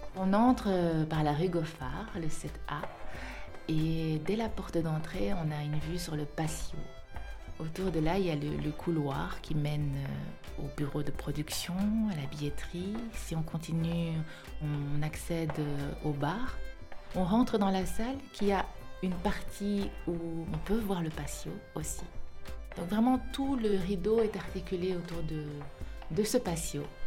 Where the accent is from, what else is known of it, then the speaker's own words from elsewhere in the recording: Wallonia, Belgium; also born or lived in Seoul, South Korea; J'ai atterri euh, en Belgique, euh, en Wallonie, dans une famille d'agriculteurs. J'ai grandi dans une ferme.